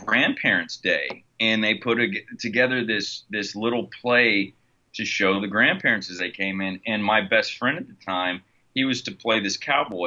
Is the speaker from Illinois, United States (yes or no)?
no; Indianapolis, Indiana, United States; moved away as an adult; now in Los Angeles, United States; I'm originally from Indianapolis, Indiana. I grew up on the east side of Indianapolis.